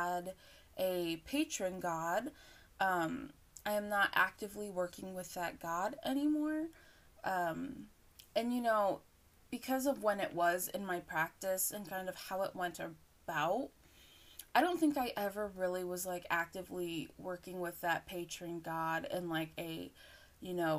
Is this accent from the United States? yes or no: yes; United States; I am from the U.S. I am an American